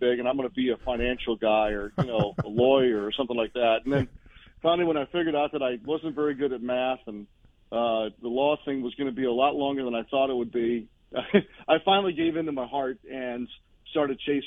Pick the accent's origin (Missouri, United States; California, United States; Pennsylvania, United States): Missouri, United States; St. Louis; I grew up in St. Louis